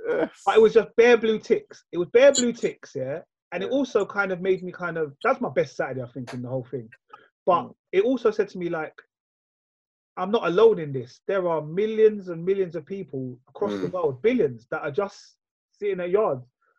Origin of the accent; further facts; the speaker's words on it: Kingston, Jamaica; No, I'm from Kingston, man. I'm from Kingston.